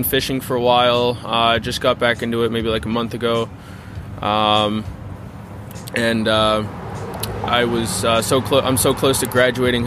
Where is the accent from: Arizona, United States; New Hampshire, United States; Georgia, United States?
New Hampshire, United States; Albany; I'm from Albany, New Hampshire.